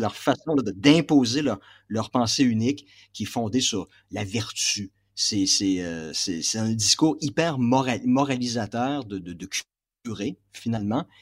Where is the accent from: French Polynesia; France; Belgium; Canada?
Canada; Quebec; moved away as an adult; now in Kazakhstan; Ça fait plus de deux ans que je ne suis pas rentré au Québec